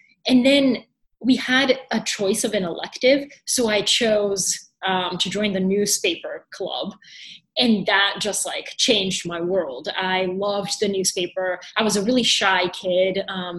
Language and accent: English; Atlanta, Georgia, United States; also born or lived in Bulgaria; So very quickly, I was born in Bulgaria. And in 1999, my dad won a green card to come to the United States. So we moved, of all places, to Atlanta, Georgia.